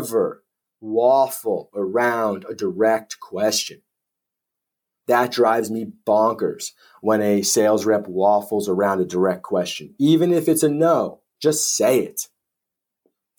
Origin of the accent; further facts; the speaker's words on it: United States; moved away as an adult; now in United Kingdom; as an American coming over to the UK